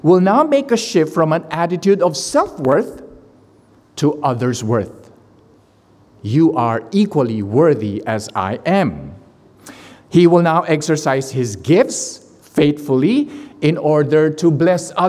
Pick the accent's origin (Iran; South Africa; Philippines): Philippines; I am the Filipino who cannot sing